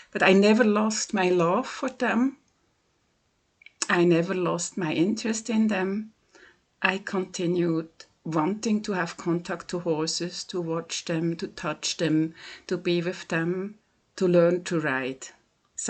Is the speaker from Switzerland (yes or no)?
yes; Switzerland; English is a second language; from Switzerland